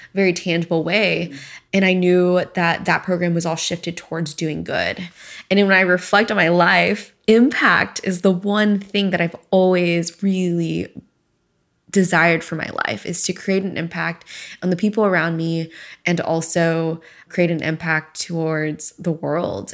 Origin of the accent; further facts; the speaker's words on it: Sugar Land, Texas, United States; moved away as an adult; also born or lived in Houston, Texas / Arizona; I am from Houston, Texas originally. I'm an only child. Both my parents are from Hong Kong, and I pretty much lived in Houston my entire first 18 years and grew up in Sugarland